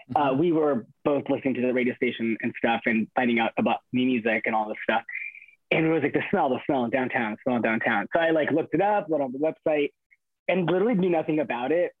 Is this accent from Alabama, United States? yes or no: no; Inland Empire, California, United States; I grew up in the Inland Empire, which is like 40 minutes east of Los Angeles